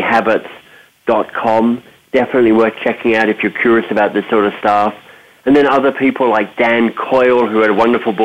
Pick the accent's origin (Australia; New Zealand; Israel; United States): Australia; moved away; also born or lived in North America; I'm Australian by birth